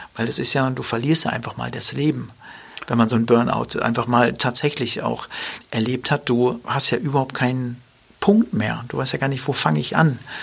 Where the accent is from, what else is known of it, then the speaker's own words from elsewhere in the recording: Dortmund, North Rhine-Westphalia, Germany; wir sind ja in Dortmund groß geworden